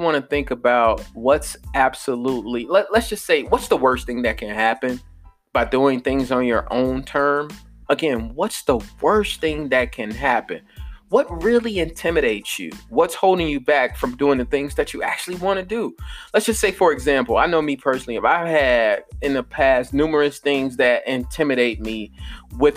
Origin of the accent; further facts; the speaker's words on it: Chicago, Illinois, United States; growing up in Chicago, West Side